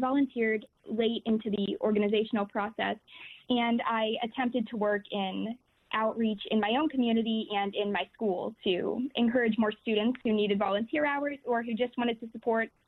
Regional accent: Pennsylvania, United States; moved away; I'm originally from Pennsylvania. I didn't like it. I wouldn't move back there for school if I had the choice.

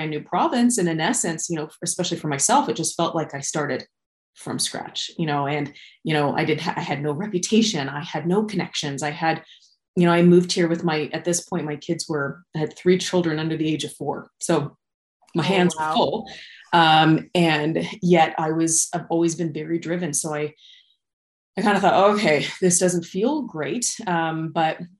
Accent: Wichita, Kansas, United States; moved away as an adult; also born or lived in Kelowna, Canada / Cranbrook, Canada; now in Regina, Canada; I was born and raised in Wichita, Kansas.

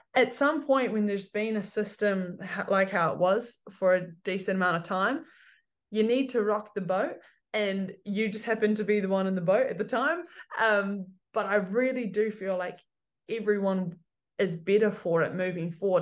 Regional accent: Cambridge, Waikato, New Zealand; also born or lived in Hamilton; I'm from Cambridge, Waikato

